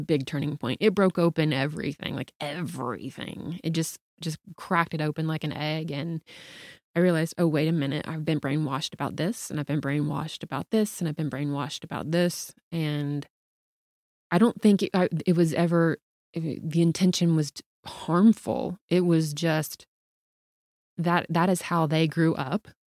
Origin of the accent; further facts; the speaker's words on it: the South, United States; I grew up in the South.